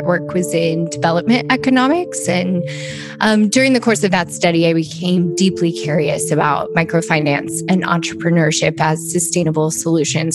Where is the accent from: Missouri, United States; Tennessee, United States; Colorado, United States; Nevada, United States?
Missouri, United States; Kansas City; I grew up in Kansas City